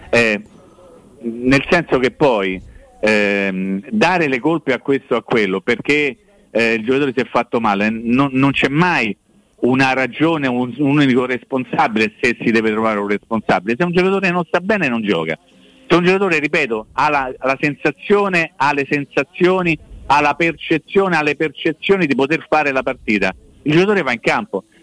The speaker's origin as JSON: {"language": "Italian", "town": "Rome", "region": "Lazio", "country": "Italy", "said": "Siamo tutti romani ali mortecce."}